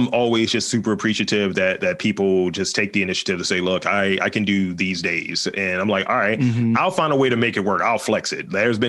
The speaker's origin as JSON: {"language": "English", "town": "Baltimore", "region": "Maryland", "country": "United States", "tie": "born or raised there", "said": "because I'm from here. I'm from Baltimore. Always lived here. I feel like I need to have, like, that Baltimore accent filter because I don't have one, unfortunately."}